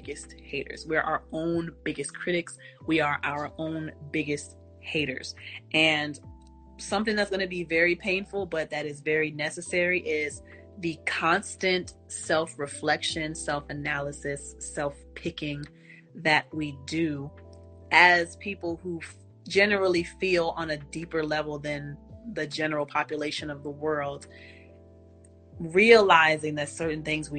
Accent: Texas, United States; I'm from Texas

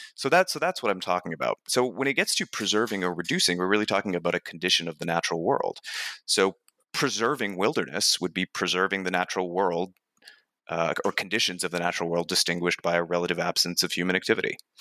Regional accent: New Hampshire, United States; I grew up in New Hampshire and, and fairly rural New Hampshire

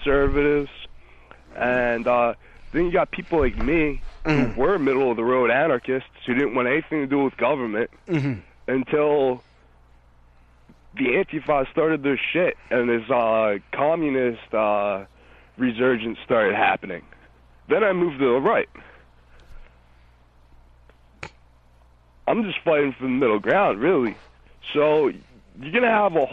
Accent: New Jersey, United States; I'm from New Jersey

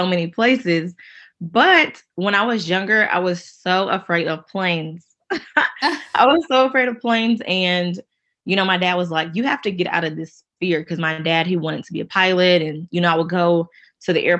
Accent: Charlotte, North Carolina, United States; I'm from the Queen City, that is Charlotte, North Carolina

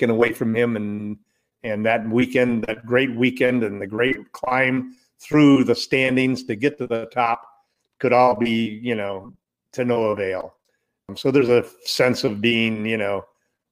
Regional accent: Southern California, United States; growing up in Southern California, listening to every Laker game

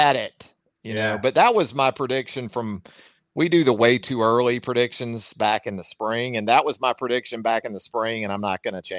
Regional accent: the South, United States; I'm from the South

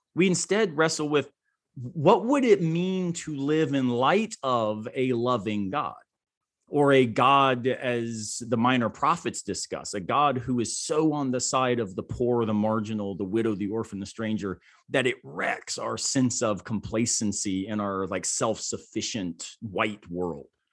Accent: Tampa, Florida, United States; now in Greenville, United States; I grew up in Tampa, Florida

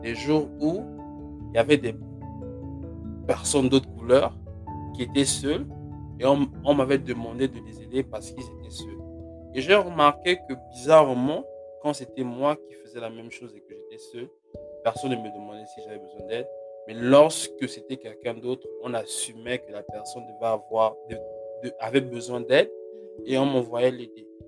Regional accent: Gabon; born or raised there; moved away; also born or lived in Congo

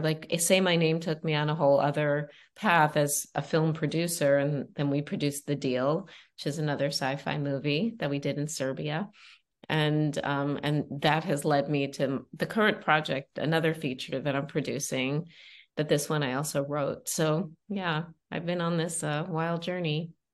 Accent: Long Island, New York, United States; moved away; also born or lived in Los Angeles; I came from Long Island. I was a dentist's daughter.

